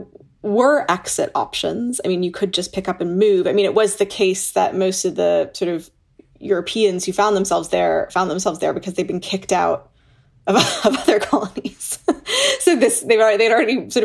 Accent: United States; also born or lived in Toronto, Canada; now in Oxford, United Kingdom; as an American looking at my home country

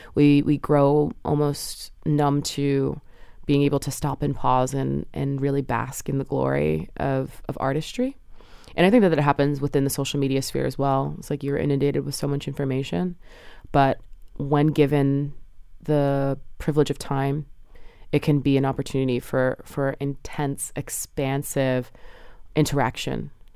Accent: New Jersey, United States; now in New York, United States; I was raised in New Jersey with both my parents, and they both still live there

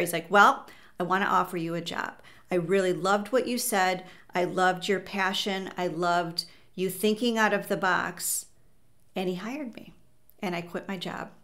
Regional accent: Chicago, Illinois, United States; I grew up in the North Shore of Chicago, and I went to college in the city, and I've been in the city ever since

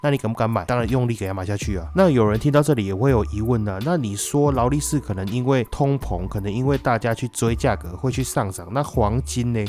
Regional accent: Taiwan

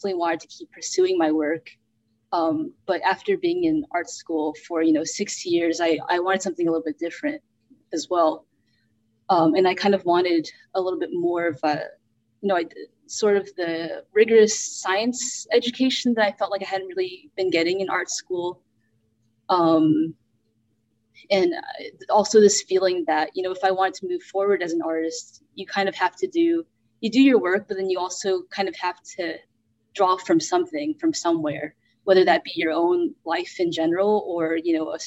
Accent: Birmingham, Alabama, United States; also born or lived in North Carolina; now in Houston, United States; I was born in North Carolina. Very early on, we moved to Birmingham, Alabama, which is where I grew up

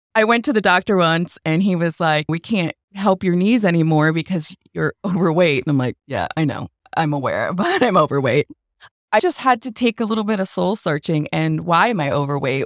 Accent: Boston, Massachusetts, United States; moved away as an adult; I am a transplant from Boston

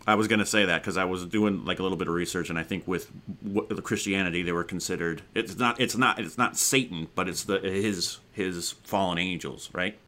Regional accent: Arizona, United States; now in California, United States; I grew up out in Arizona

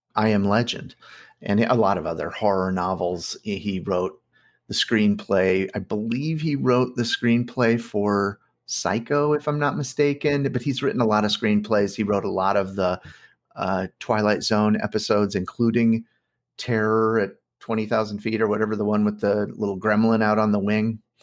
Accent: Bettendorf, Iowa, United States; I grew up in Bettendorf, Iowa

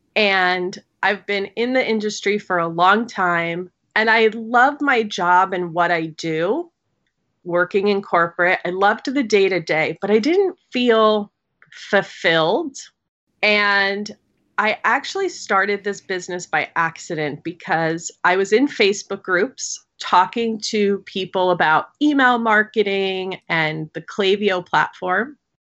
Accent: New York, United States; I'm a New Yorker, born and raised

